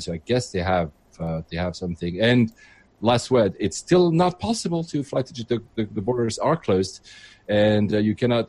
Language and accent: English; Geneva, Switzerland; now in United Kingdom; I'm originally from Geneva, so Switzerland